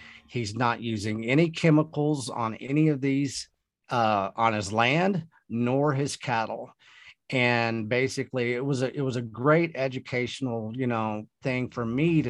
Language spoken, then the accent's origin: English; Texas, United States; I'm Texan, of course, seventh generation